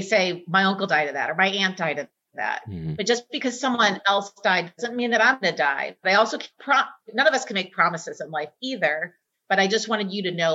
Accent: Texas, United States; moved away; I'm from Texas

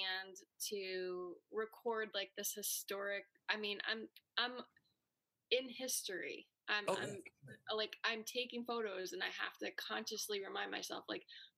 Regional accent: Syracuse, New York, United States; I was born and raised in Syracuse, right in the city.

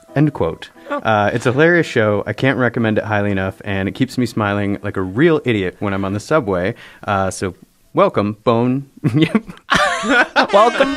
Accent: Traverse City, Michigan, United States; now in New York, United States; I'm from Traverse City, which is a few hours north

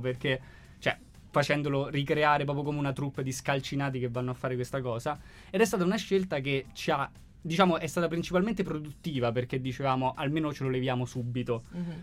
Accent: Rome, Lazio, Italy; nel quartiere da dove vengo io, ovvero Acilia

